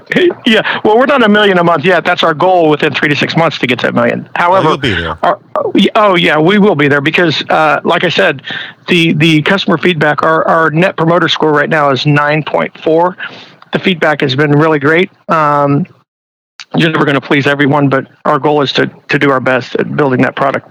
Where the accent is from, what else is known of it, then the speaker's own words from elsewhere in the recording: Midwest, United States; moved away; I'm originally from the Midwest